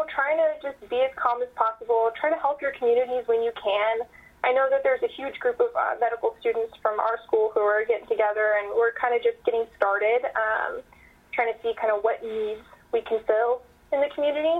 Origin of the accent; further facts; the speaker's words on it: Calaveras County, Northern California, United States; I am from Calaveras County